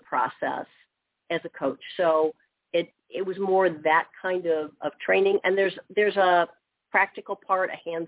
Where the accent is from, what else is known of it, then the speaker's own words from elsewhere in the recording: Midwest, United States; I've been born and raised in the Midwest, lived here my whole life